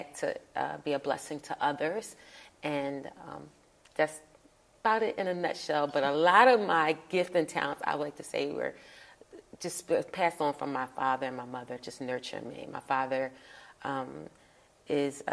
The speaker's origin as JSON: {"language": "English", "town": "Philadelphia", "region": "Pennsylvania", "country": "United States", "tie": "born or raised there", "said": "I grew up in Philadelphia, born and raised in Philadelphia."}